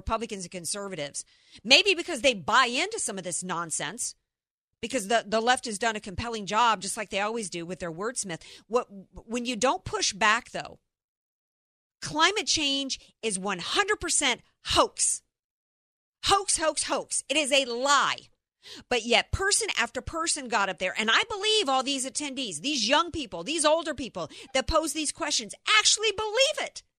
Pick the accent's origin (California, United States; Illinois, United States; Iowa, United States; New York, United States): Iowa, United States; I'm from Iowa and there was flooding in Iowa that affected the farmers.